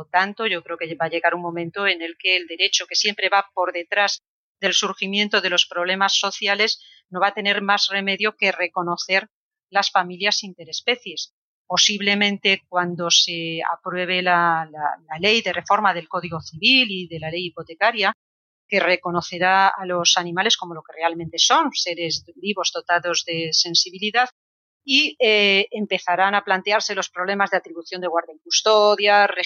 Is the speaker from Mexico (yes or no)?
no; Cartagena, Region of Murcia, Spain; also born or lived in Vilagarcía de Arousa; porque yo estudié el instituto en Villa García, aunque soy de Cartagena, como mi padre era militar, viajamos por muchas ciudades, ¿no?